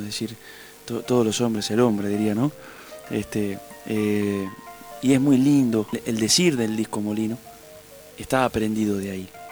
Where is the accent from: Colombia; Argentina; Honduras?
Argentina; Urdampilleta, Buenos Aires Province; moved away; also born or lived in Neuquén; eso es mi pueblo